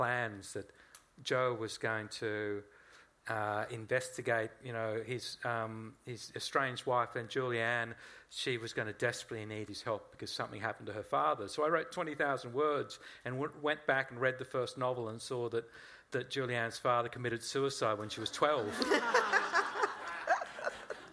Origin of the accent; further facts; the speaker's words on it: Australia; Even though I am Australian, and I love this country, it's where my children were born.